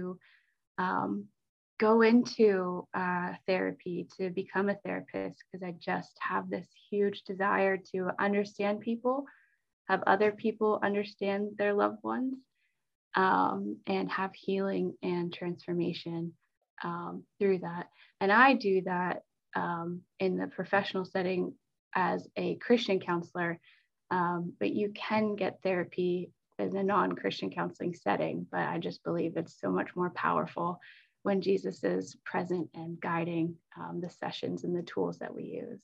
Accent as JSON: {"language": "English", "town": "New Holland", "region": "Pennsylvania", "country": "United States", "tie": "born or raised there", "said": "I went to Petra Church growing up in New Holland"}